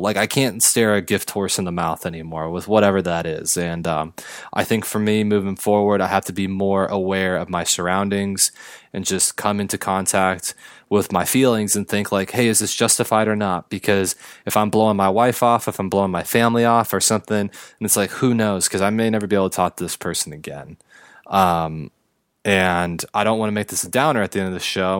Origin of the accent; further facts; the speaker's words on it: Los Angeles County, California, United States; to be an Angels fan growing up in Los Angeles County